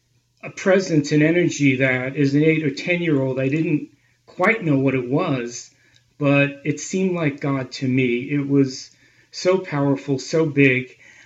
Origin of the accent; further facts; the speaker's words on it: Long Island, New York, United States; moved away as an adult; also born or lived in Boston area / Israel; I grew up on Long Island in a conservative Jewish home, attended public school, and a few afternoons a week I would go to Hebrew school.